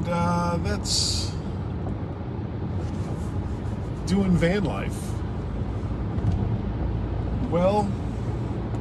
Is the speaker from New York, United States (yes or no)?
no; South Florida, United States; when I was a small boy growing up in South Florida